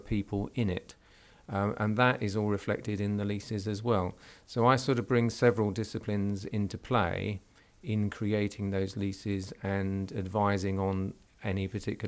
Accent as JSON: {"language": "English", "region": "London", "country": "United Kingdom", "moved": "yes", "lives_now": "Southampton, United Kingdom", "said": "we're down in Southampton, because historically I'm a Londoner"}